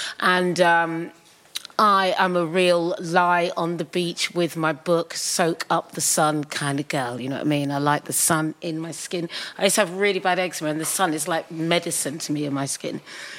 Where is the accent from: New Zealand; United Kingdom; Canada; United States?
United Kingdom; England; And I said, England.